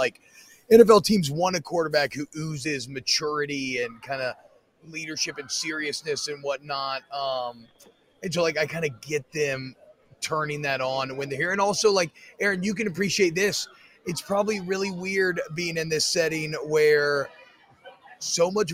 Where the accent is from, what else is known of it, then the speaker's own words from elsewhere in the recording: Louisiana, United States; I'm from Louisiana